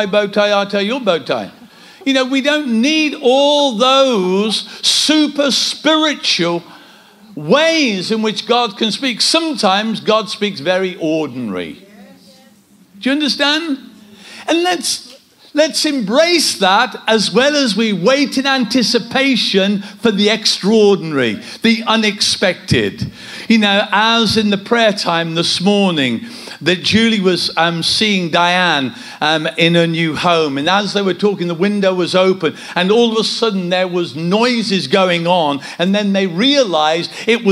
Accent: Kidderminster, West Midlands, United Kingdom; we come from Kidderminster.

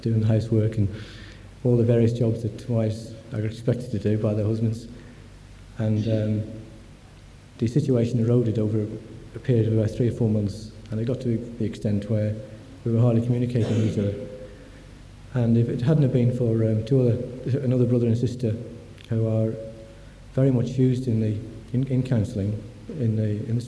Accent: Nottingham, East Midlands, United Kingdom; moved away as an adult; now in Grantham, United Kingdom; I was brought up in the Presbyterian Church in Nottingham

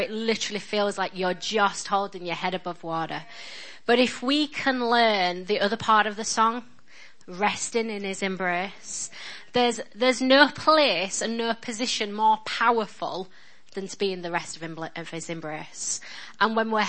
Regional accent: Yorkshire and the Humber, United Kingdom; So I'm a Yorkshire girl

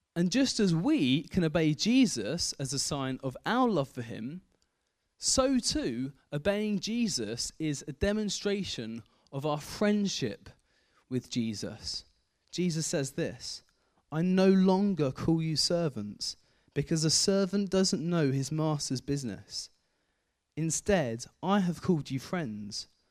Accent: Kent, South East England, United Kingdom; moved away as an adult; also born or lived in Aldridge; I grew up in Kent, spent the first eighteen years of my life in Kent

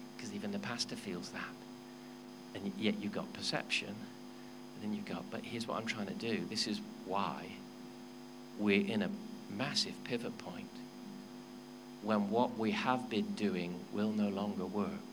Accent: Wales, United Kingdom; I'm a Welshman.

